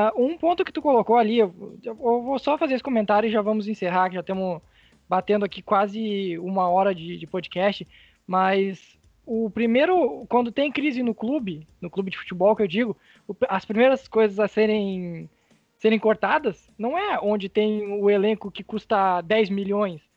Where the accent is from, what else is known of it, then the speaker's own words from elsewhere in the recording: Venâncio Aires, Rio Grande do Sul, Brazil; Eu sou de Vena Soares